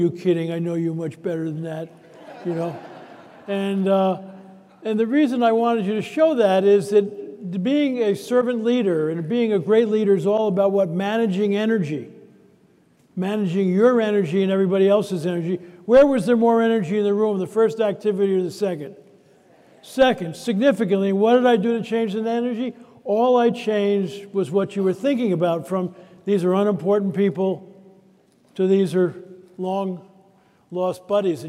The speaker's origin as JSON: {"language": "English", "region": "California", "country": "United States", "said": "I'm from California"}